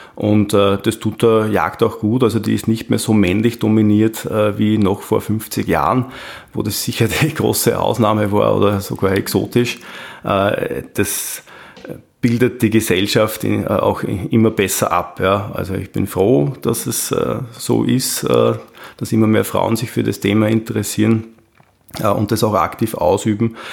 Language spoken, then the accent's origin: German; Austria; bei uns in Österreich